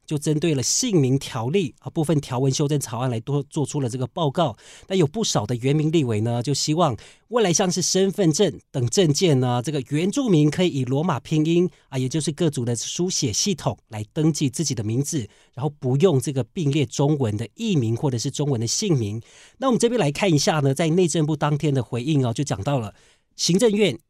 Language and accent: Chinese; Taiwan; 我是在这个俊色的部落长大